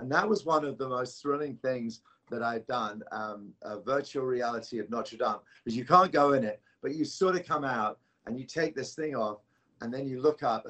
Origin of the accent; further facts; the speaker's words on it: London, United Kingdom; Although I'm from London.